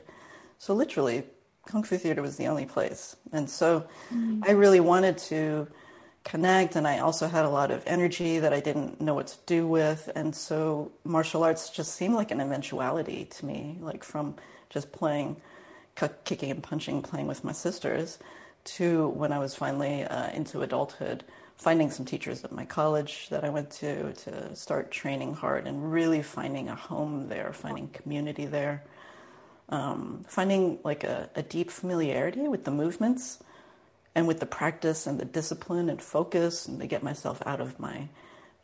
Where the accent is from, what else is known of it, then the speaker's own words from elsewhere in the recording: DC area, Northern Virginia, United States; we lived in a place that was very working class, white, suburban, East Coast, kind of Northern Virginia, DC area